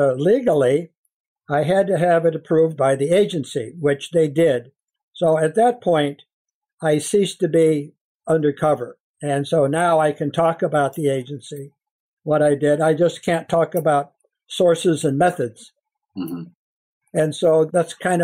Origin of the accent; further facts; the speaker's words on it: Washington, United States; moved away as an adult; We're from Washington